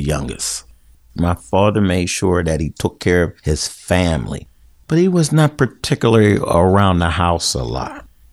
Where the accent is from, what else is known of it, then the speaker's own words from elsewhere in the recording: Garfield, United States; We grew up in Garfield, and Garfield was a close-knit community.